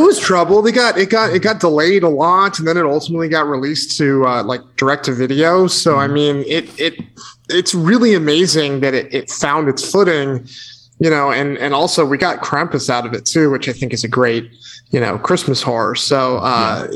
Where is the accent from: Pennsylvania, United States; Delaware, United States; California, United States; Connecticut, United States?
Connecticut, United States; I grew up in Connecticut, which is just down the road from New York and Sleepy Hollow